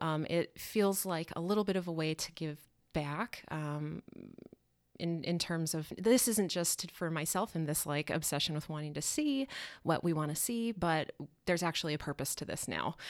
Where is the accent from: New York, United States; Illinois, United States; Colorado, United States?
Colorado, United States; Denver; moved away as an adult; now in Milwaukee, United States; I'm originally from Denver